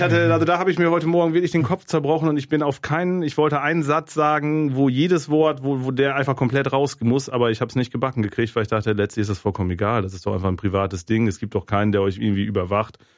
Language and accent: German; Germany; als Deutscher